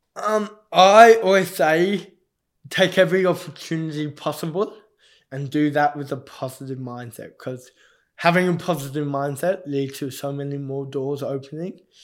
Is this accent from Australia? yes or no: yes; Australia; I also got the privilege of being the captain of the Australian Paralympic team